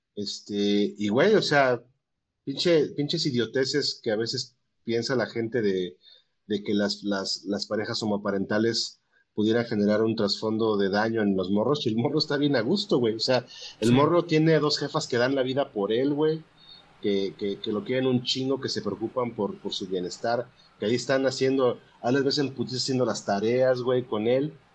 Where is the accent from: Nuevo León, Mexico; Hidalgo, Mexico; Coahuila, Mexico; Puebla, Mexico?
Puebla, Mexico; yo soy de Puebla